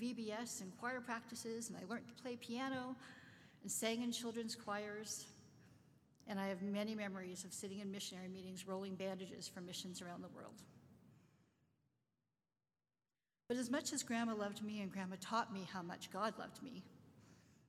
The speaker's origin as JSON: {"language": "English", "town": "Winnipeg", "region": "Manitoba", "country": "Canada", "tie": "born or raised there", "also_born_or_lived": "London, Ontario", "said": "we moved from London, Ontario to Winnipeg to live with a person I had never"}